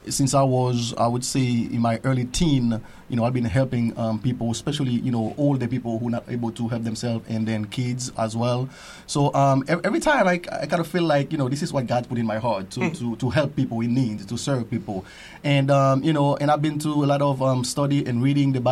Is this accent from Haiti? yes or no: yes; Haiti; moved away; I was born and raised as well in the Salvation Army. I am from Haiti, in a small town called Lazil, the best town in Haiti.